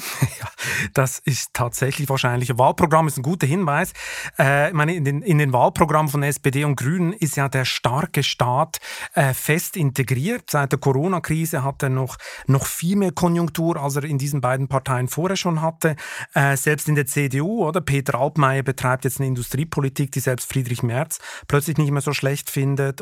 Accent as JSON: {"language": "German", "country": "Switzerland", "said": "als Schweizer"}